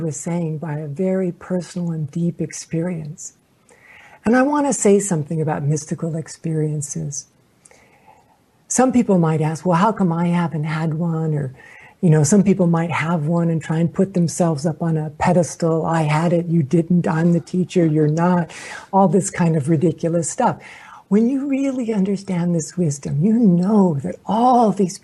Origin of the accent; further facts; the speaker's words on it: Oklahoma, United States; I was born in Oklahoma.